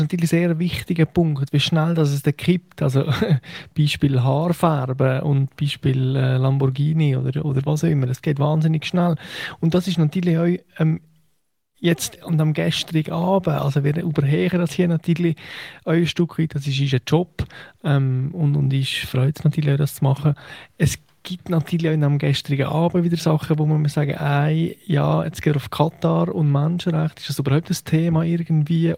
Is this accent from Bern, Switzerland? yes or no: no; Valais, Switzerland; ich habe mich ja als Walliser sehr stark über die Genfer Flagge aufgeregt